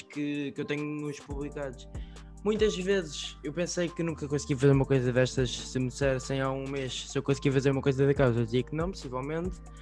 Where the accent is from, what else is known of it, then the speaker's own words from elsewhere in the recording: Benavente, Santarém District, Portugal; eu sou natural de Benavente